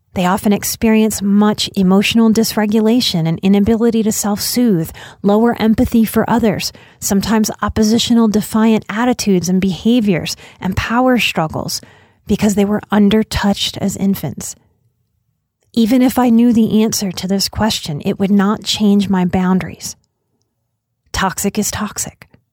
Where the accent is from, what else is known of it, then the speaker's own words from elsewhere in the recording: United States; As an American